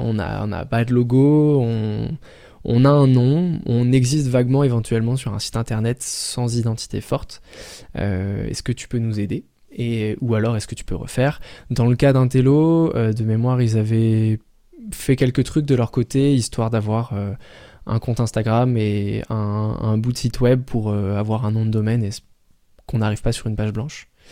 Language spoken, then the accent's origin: French; Paris, Île-de-France, France; je viens de Paris.